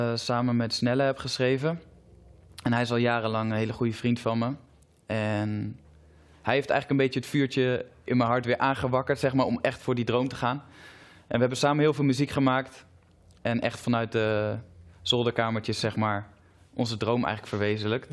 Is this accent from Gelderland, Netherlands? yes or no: yes; Zutphen, Gelderland, Netherlands; Ik kom zelf uit Zutphen